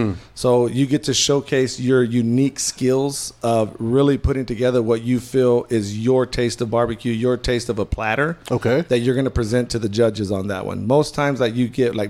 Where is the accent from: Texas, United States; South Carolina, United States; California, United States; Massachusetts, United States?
Texas, United States; Odessa; I grew up in what I would consider West Texas. I'm from Odessa.